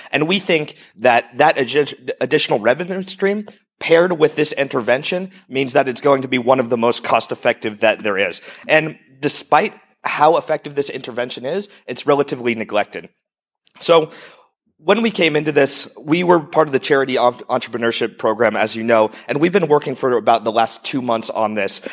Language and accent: English; United States; moved away as an adult; also born or lived in Europe / Estonia; I'm originally an entrepreneur from the U S, if you haven't figured out from my accent.